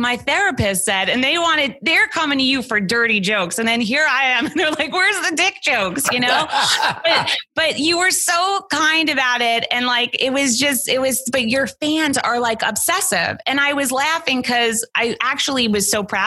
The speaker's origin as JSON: {"language": "English", "region": "New York", "country": "United States", "said": "I grew up on Howard Stern, right? Everyone in New York did."}